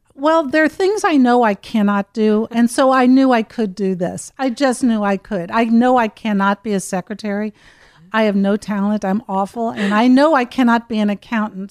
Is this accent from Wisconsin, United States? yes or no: no; Cincinnati, Ohio, United States; I grew up in Cincinnati, Ohio, and my parents were wonderful